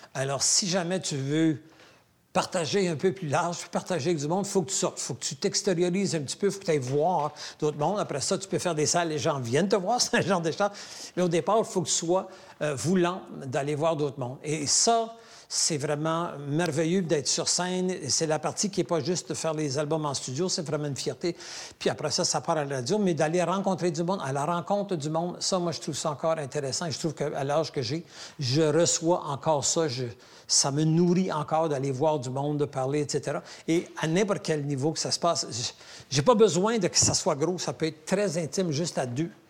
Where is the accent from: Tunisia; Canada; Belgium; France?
Canada; Sudbury, Ontario; moved away as an adult; now in Quebec, Canada; je suis septième génération franco-ontarienne